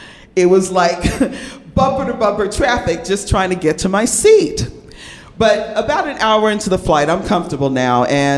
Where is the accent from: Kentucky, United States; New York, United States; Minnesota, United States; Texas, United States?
New York, United States; moved away as an adult; now in California, United States; Ever since I was a kid growing up in New York, I've been surrounded by a really diverse and beautiful circle of people. Both of my parents were from the West Indies, Jamaica to be exact. Growing up in New York, we first lived in what is called the Projects.